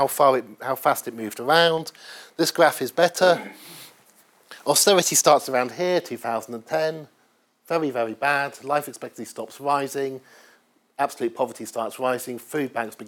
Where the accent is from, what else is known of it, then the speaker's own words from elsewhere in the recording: Oxford, South East England, United Kingdom; I grew up in Oxford in the 1970s